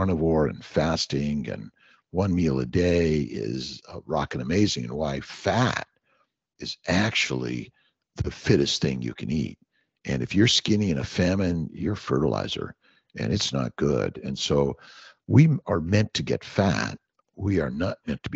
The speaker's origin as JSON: {"language": "English", "town": "Los Angeles", "region": "California", "country": "United States", "tie": "born or raised there", "said": "I grew up in Los Angeles."}